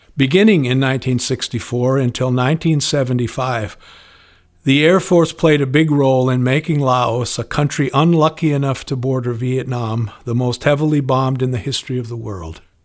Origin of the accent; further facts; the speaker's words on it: Spokane, Washington, United States; Growing up in Spokane in the nineteen fifties, I'd learned to hunt, to wave the flag, and to pray